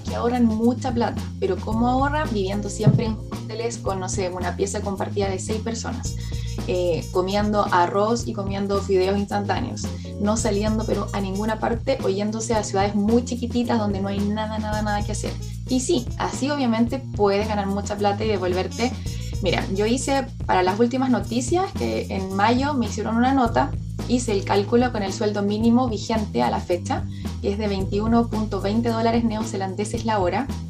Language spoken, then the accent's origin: Spanish; Chile; moved away as an adult; now in New Zealand; Yo como chilena